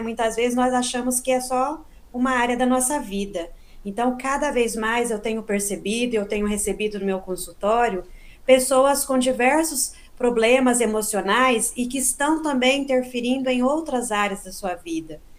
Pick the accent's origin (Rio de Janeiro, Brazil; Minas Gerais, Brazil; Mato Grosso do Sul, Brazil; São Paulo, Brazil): Minas Gerais, Brazil; Boa Esperança; now in Campinas, Brazil; eu nasci e cresci em Minas, em Boa Esperança, né? No sul de Minas.